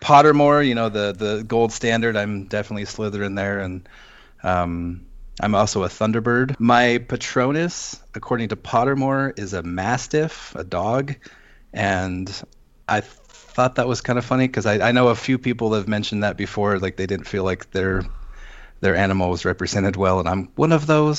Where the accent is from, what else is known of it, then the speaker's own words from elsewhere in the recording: Seattle, Washington, United States; moved away as an adult; also born or lived in Western US states; now in Las Vegas, United States; I'm originally from Seattle. Um, I spent twenty years there.